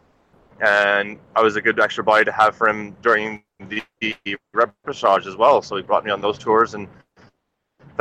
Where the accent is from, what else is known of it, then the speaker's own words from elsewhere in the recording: Canada; being Canadian